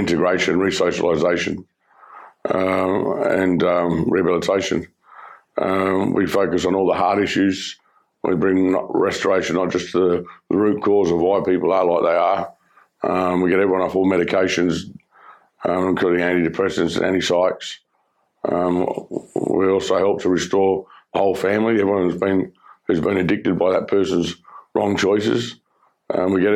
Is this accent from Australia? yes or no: yes; Perth, Western Australia, Australia; I grew up in Perth.